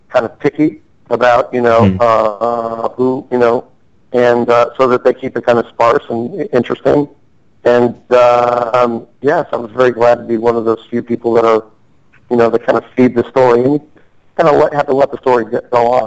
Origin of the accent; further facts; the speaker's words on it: Chicago, Illinois, United States; moved away; originally I'm from Chicago.